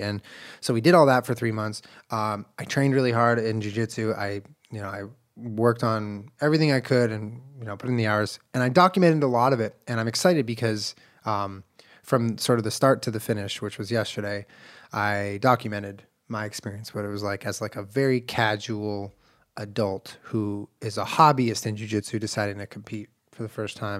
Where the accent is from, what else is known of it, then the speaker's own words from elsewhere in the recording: Southern California, United States; also born or lived in Santa Monica / Culver City; I grew up in Southern California